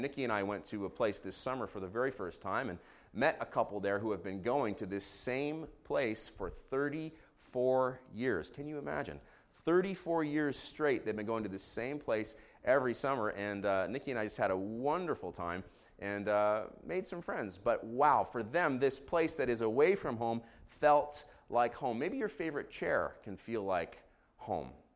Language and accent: English; Israel; moved away; I grew up in Israel, so I'm gonna read these names in Hebrew